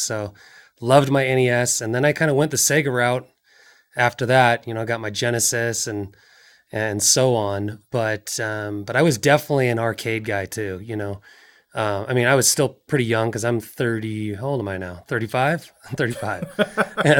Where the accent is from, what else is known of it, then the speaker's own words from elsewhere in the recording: just outside of Seattle, Washington, United States; moved away as an adult; now in California, United States; I grew up in Washington State, uh, just outside of Seattle